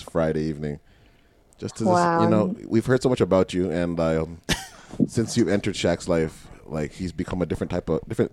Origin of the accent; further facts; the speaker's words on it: Markham, Ontario, Canada; I'm from Markham